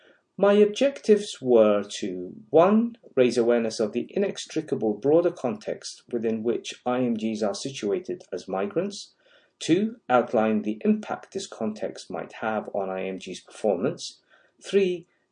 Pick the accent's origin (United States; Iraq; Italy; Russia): Iraq; moved away as an adult; now in United Kingdom; I was born in Iraq, lived in the United Kingdom as a child for 5 years, graduated from medical school in Iraq, migrated to the United Kingdom where I undertook training in critical care and anesthesia